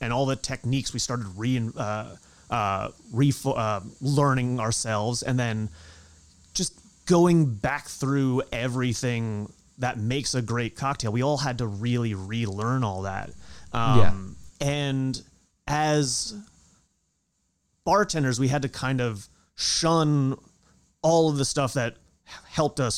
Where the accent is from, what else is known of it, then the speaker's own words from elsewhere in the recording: the Hamptons, Eastern Long Island, New York, United States; I grew up out in the Hamptons, like way out on Eastern Long Island.